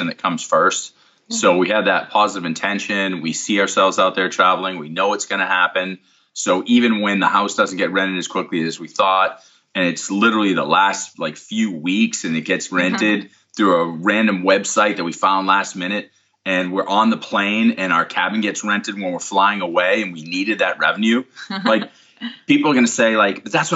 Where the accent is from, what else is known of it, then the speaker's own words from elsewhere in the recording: Boston, Massachusetts, United States; accent: Northeast; moved away as an adult; now in Austin, United States; Boston originally